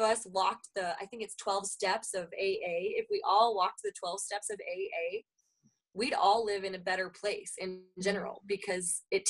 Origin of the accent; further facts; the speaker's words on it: the Bible Belt, United States; now in Minnesota, United States; I come from the Bible Belt. I went. Then I moved to Minnesota, where it was a little bit more common for me to know people that didn't go to church versus where I came from.